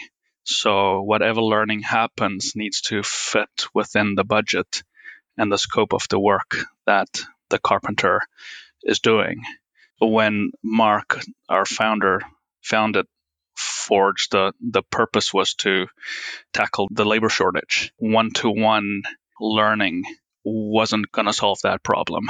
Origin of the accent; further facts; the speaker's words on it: Plettenberg Bay, Western Cape, South Africa; moved away; I'm from South Africa. Grew up on a small farm outside Plettenberg Bay.